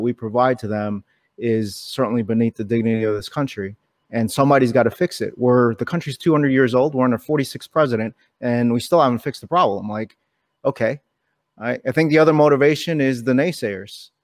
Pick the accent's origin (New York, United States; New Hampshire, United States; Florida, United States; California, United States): New York, United States; New York City; I was born in New York City. Someone hit my town on nine eleven.